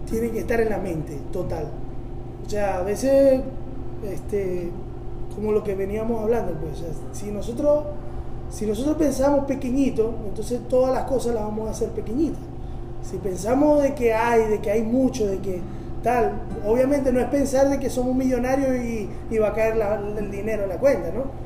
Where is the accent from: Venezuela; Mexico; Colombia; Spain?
Venezuela; Maracaibo, Zulia; no, pero yo soy de Maracaibo, y yo soy más maracucho que el puente.